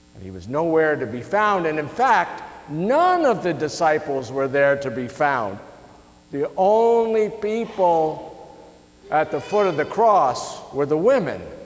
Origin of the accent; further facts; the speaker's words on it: United States; us as American citizens